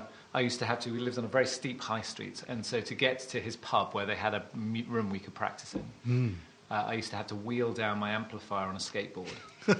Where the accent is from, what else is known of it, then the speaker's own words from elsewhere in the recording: South Devon, South West England, United Kingdom; moved away; And I was brought up in the countryside. So I was brought up in South Devon.